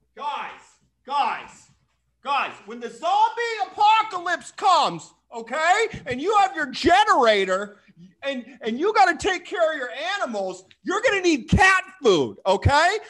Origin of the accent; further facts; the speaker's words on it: Boise, Idaho, United States; my home state, Boise, Idaho